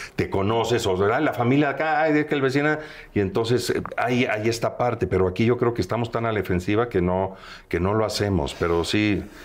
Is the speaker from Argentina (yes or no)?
no; Veracruz, Mexico; moved away; yo soy oriundo de Veracruz, del puerto